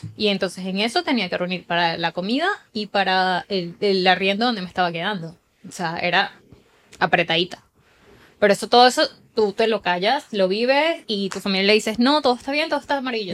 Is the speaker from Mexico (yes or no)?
no; Puerto Ordaz, Bolívar, Venezuela; moved away as an adult; also born or lived in Chile / United States; now in Spain; de donde soy yo, de Puerto Ordaz, Estado Bolívar